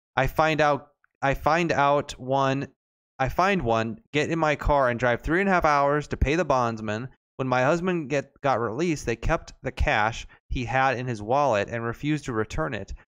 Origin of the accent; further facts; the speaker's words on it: Arlington, Texas, United States; moved away; I was born in Arlington.